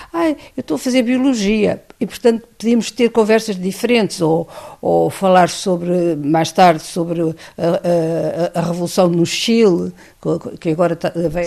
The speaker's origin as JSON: {"language": "Portuguese", "country": "Portugal", "moved": "as an adult", "said": "Eu sou totalmente analfabeta, venho de Portugal"}